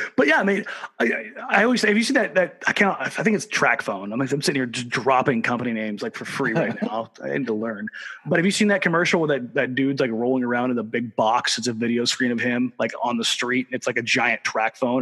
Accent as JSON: {"language": "English", "region": "Southern California", "country": "United States", "moved": "yes", "lives_now": "Oregon, United States", "said": "as much as I live in Oregon, I'm, I'm not technically an Oregonian. I'm from Southern California"}